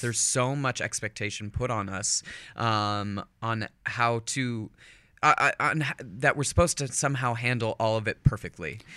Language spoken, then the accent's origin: English; Northern California, United States; also born or lived in Manchester-by-the-Sea, Massachusetts; moved out to California when I was about ten and kind of had my formative years in Northern California